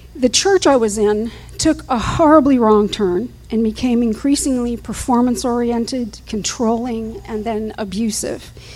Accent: Fort Lauderdale, Florida, United States; also born or lived in Houston, Texas; We moved from Houston, Texas, to Fort Lauderdale, where my mother's family lived.

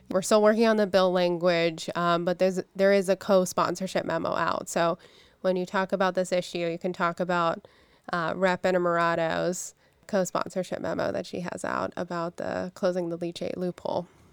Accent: Pittsburgh, Pennsylvania, United States; I'm from Pittsburgh. I lived, you know, grew up 10 miles away from from where we're at right now. I'm a I'm a lifer

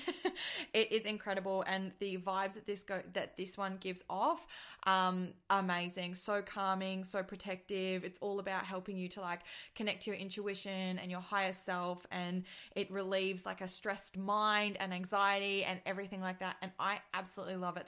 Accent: Australia; accent: Australian; I am Australian, and I'm just gonna try and stick to that accent

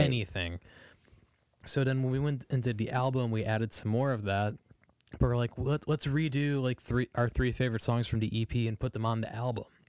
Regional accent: Strongsville, Ohio, United States; I grew up in Strongsville

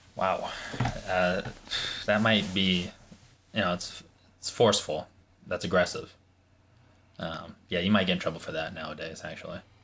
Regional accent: Pakistan; I'm Pakistani.

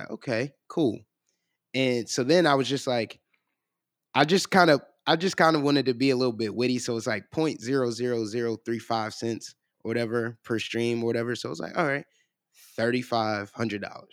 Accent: Cleveland, Ohio, United States; now in Columbus, United States; I'm originally from Cleveland

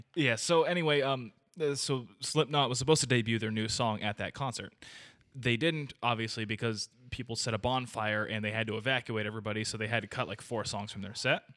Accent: United States; we're ignorant American people

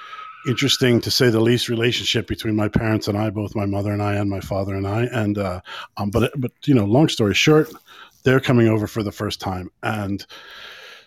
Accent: United States; also born or lived in Pennsylvania; now in Ireland; I'm American

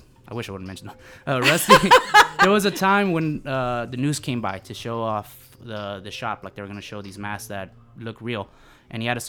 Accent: Los Angeles, California, United States; Pacoimas. I've been living there my whole life.

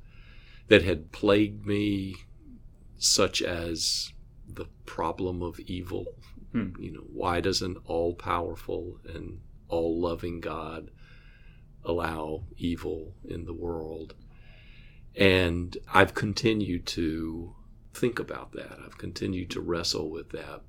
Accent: Atlanta, Georgia, United States; I grew up in the Baptist church, in a large Baptist church in Atlanta

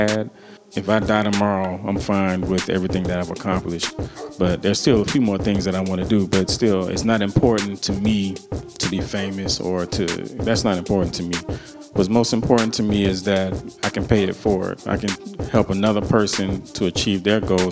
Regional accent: Miami, Florida, United States; I'm born and raised in Miami, Florida

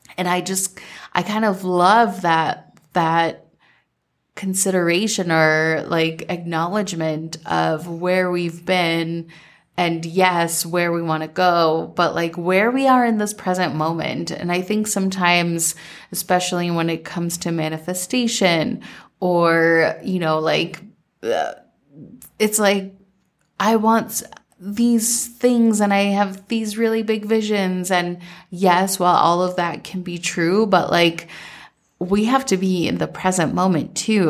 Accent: Minnesota, United States; growing up in Minnesota

